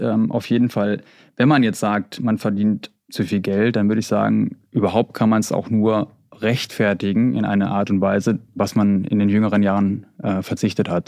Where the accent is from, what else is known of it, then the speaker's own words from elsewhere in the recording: Bad Oeynhausen, North Rhine-Westphalia, Germany; ich komme aus Bad Oeynhausen in Ostwestfalen